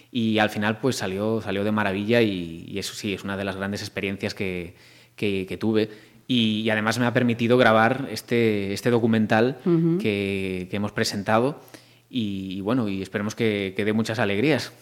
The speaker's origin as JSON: {"language": "Spanish", "town": "Marín", "region": "Galicia", "country": "Spain", "moved": "as an adult", "lives_now": "Madrid, Spain", "said": "soy yo"}